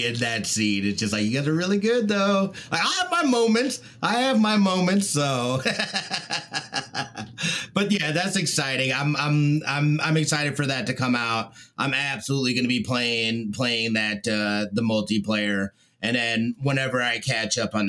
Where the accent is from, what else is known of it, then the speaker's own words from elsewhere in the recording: Las Vegas, Nevada, United States; We're all from Vegas.